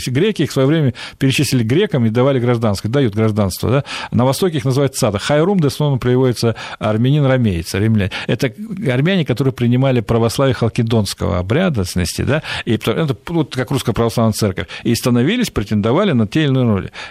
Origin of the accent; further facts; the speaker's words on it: Central Asia, Fergana Valley, Uzbekistan; also born or lived in Transcaucasia; now in Russia; Я родился, вырос в Средней Азии, в Ферганской долине